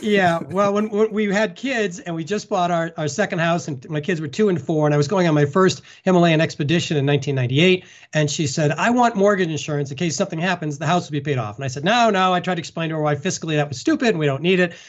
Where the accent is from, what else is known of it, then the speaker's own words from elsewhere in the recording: Concord, Massachusetts, United States; I grew up in Concord, Massachusetts, pretty flat.